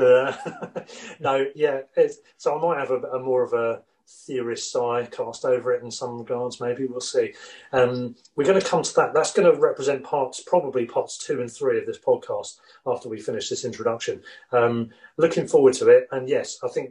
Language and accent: English; Worthing, South East England, United Kingdom; I'm from Sussex originally, Worthing to be precise.